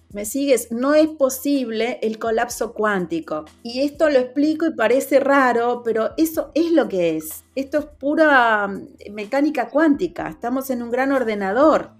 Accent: Argentina; Yo soy argentina

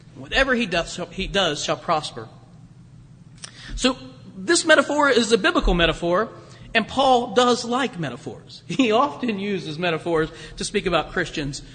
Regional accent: Springfield, Ohio, United States; moved away; I was in my hometown of Springfield near Dayton

